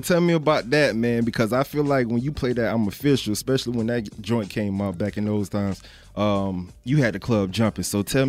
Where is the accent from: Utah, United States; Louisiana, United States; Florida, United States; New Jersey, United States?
Florida, United States; Broward County; I'm from Florida. I'm from Broward County, Florida.